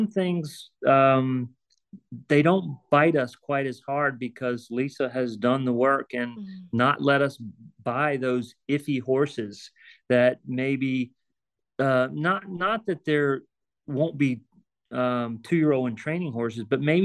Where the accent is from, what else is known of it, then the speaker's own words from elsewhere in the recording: Virginia, United States; moved away as an adult; now in Ocala, United States; I'm originally from Virginia and love Virginia and would love to work my way back to Virginia. But being in Ocala for the last 13, 14 years